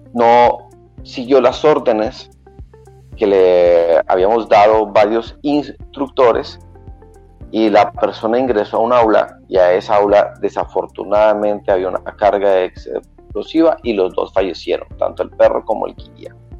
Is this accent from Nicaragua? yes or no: no; Colombia; also born or lived in Cartagena, Colombia; soy colombiano, nací en la ciudad de em, Cartagena, Colombia, una ciudad a las orillas del eh, Mar Caribe. Luego nos, fuimos para la ciudad de em, Bogotá